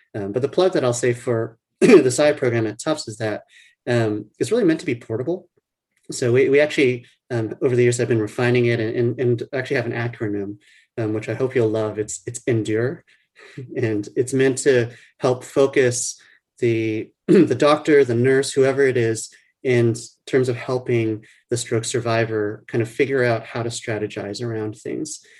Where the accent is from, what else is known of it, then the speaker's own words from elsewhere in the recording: New Orleans, Louisiana, United States; moved away as an adult; now in Boston, United States; I grew up in New Orleans, Louisiana. So that's where um, I consider my home.